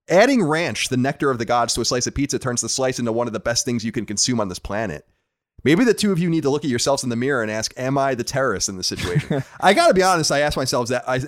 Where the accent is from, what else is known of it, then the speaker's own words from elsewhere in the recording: Long Island, New York, United States; uh, I am from Long Island.